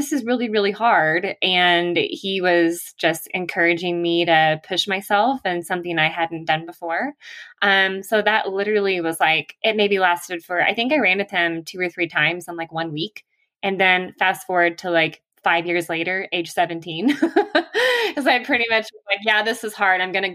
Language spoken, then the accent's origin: English; the South, United States; moved away as an adult; now in Flagstaff, United States; I am a Southerner